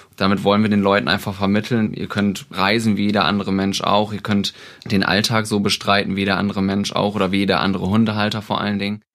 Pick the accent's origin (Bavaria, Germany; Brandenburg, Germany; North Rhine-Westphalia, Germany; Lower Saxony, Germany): Lower Saxony, Germany; Oldenburg; wir kommen aus Oldenburg